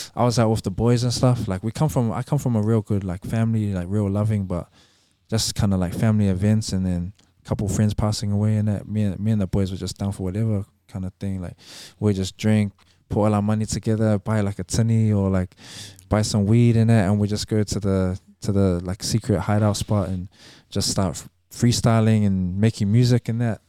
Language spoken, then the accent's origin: English; Auckland, New Zealand; growing up in Avondale